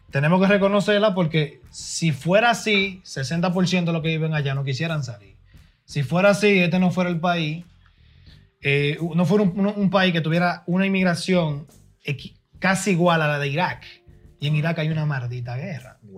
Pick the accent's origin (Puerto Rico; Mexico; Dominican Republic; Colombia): Dominican Republic; now in United States; la experiencia mía, mía como dominicano nacido allá y, terminado de, ser criado aquí.